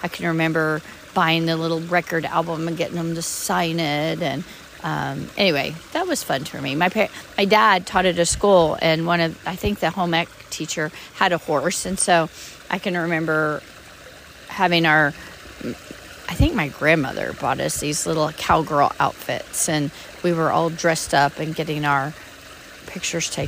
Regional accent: Canadian, Texas, United States; also born or lived in Germany / Lubbock, Texas; I was born in Canadian, Texas

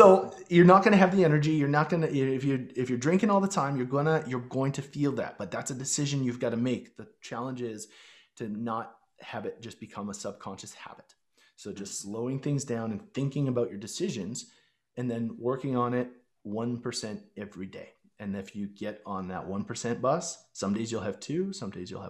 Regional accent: Chestermere, Alberta, Canada; growing up in Chestermere, Alberta

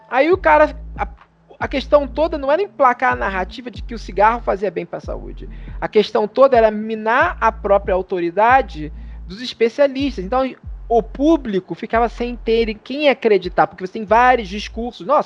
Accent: Rio de Janeiro, Brazil; O, que sou de Padre Miguel, tu é, tu é de Nilópolis.

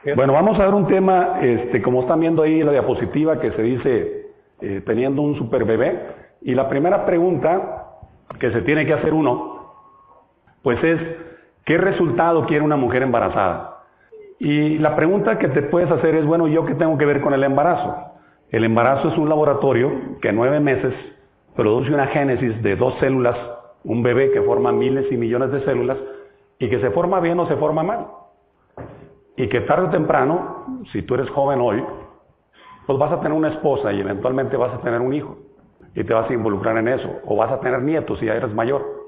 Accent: Mexico; Yo vengo de México, del país grande que está pegado a Estados Unidos, muy al norte

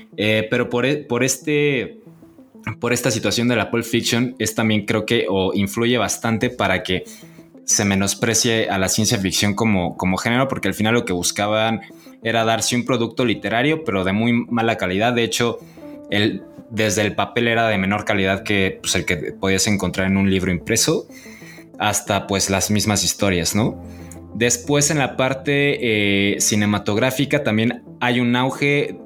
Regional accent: Mexico

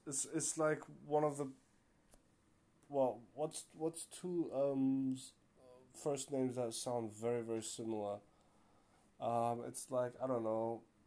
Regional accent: Germany; born and raised, you know, uh, born in Germany, um, mother Turkish, father Moroccan

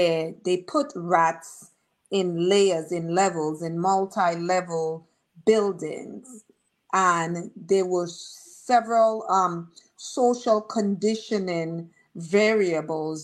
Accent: Marigot, Saint Andrew Parish, Dominica; also born or lived in Roseau, Dominica; I grew up, Marigot had one housing scheme. My mom had a house in it.

